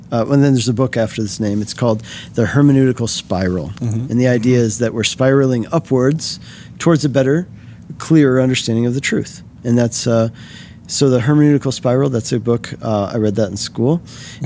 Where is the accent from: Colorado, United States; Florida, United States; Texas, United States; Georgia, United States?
Colorado, United States; here in my home state of Colorado